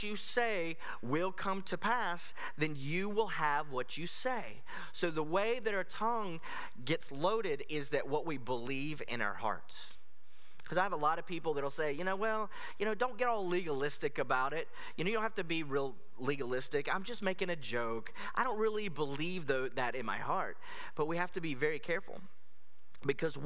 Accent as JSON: {"language": "English", "country": "United States", "said": "as an American"}